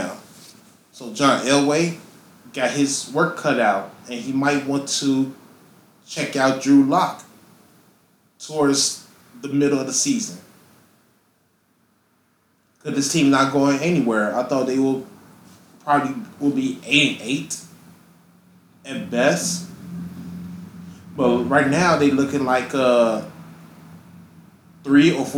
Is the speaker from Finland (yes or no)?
no; Chicago, Illinois, United States; my hometown team, the Chicago Bears